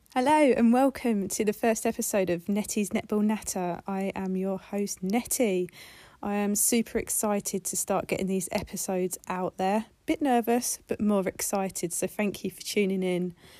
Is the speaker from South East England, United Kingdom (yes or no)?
yes; Kent, South East England, United Kingdom; now in Manchester, United Kingdom; I'm originally from Kent